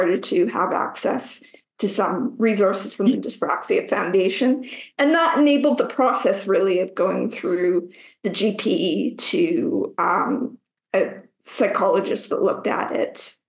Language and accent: English; Canada; accent: Canadian; now in Morocco; currently I'm a Canadian, as many can hear by my accent, but I'm based over in Morocco right now